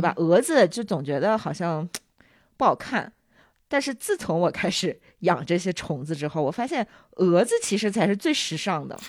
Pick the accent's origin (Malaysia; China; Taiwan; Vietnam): China; Northeast China; now in Dali, China; 我老家东北的嘛，就是东北林子啊什么的比较多